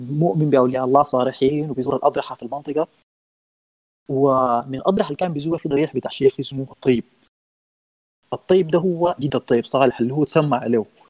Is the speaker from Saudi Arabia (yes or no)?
no; Sudan; نحن عندنا في السودان الدوبيت والشعير والغنى ده ديوان السودانيين